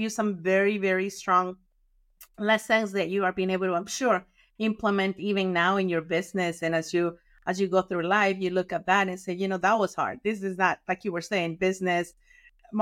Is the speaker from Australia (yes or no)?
no; Mexico; now in United States; I grew up in Mexico